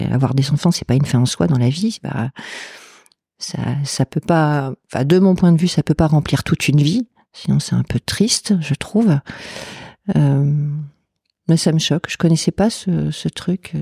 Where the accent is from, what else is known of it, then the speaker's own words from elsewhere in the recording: Lille, Hauts-de-France, France; c'est du Nord parce que je suis de Lille